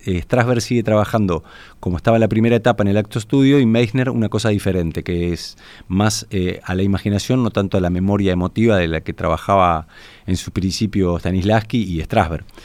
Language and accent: Spanish; Uruguay; yo vengo de Uruguay